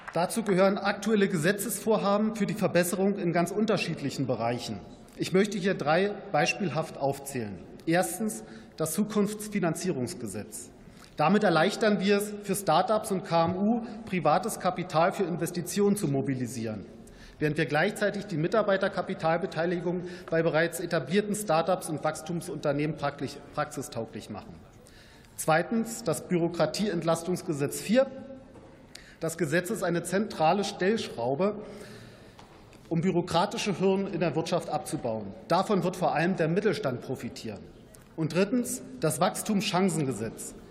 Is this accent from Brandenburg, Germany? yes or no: yes; Brandenburg, Germany; meiner Heimat Brandenburg